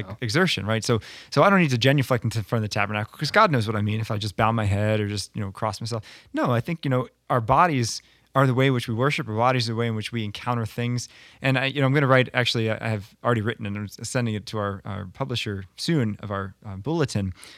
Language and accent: English; United States; we as Americans